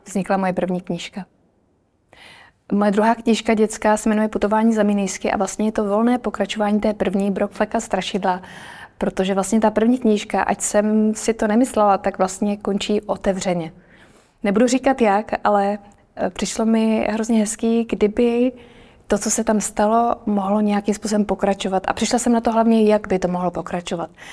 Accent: Krnov, Moravian-Silesian Region, Czechia; also born or lived in Brno; now in Prague, Czech Republic; Já teda jsem z malého města, vyrůstala jsem v Krnově

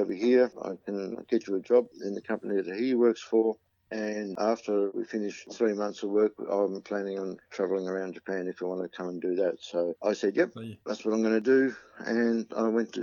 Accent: Melbourne, Victoria, Australia; grew up with in Melbourne and going to school here

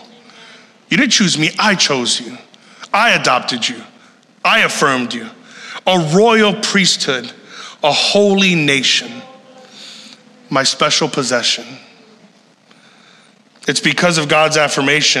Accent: Puerto Rico; I'm from Puerto Rico

